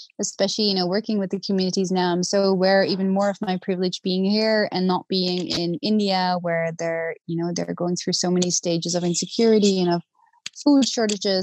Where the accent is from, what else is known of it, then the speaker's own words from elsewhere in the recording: The Hague, South Holland, Netherlands; So I grew up originally in Holland, in The Hague